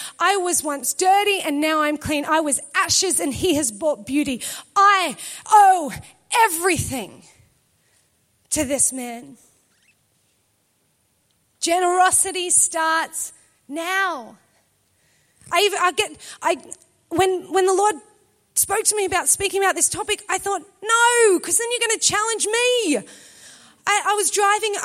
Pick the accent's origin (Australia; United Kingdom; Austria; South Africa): Australia; We're Australian.